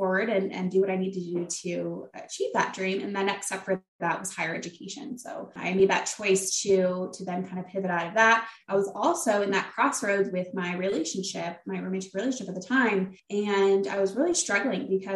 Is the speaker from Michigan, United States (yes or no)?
yes; Flint, Michigan, United States; moved away as an adult; I'm from the area of Flint, Michigan